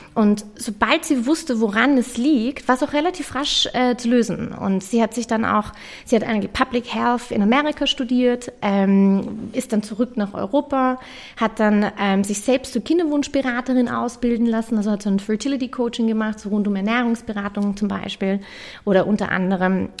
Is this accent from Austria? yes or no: yes; Vienna, Austria; also born or lived in London; ich bin auch Wienerin